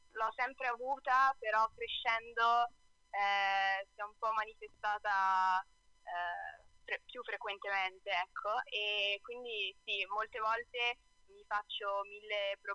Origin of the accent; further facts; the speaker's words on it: Brescia, Lombardy, Italy; Allora, c'è da dire che io sono bresciana, ma mia madre è bolognese, quindi in realtà sono anche mezza bolognese.